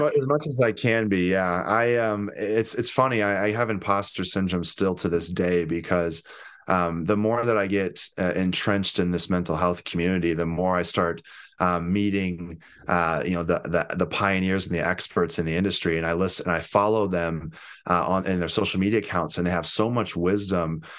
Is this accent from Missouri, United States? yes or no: yes; St. Louis, Missouri, United States; I'm from Saint Louis